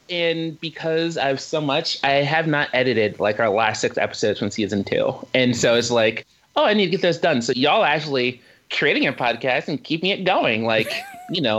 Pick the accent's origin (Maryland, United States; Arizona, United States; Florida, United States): Maryland, United States; now in Norway; So I grew up in Maryland and we would get Sonic commercials without having a Sonic.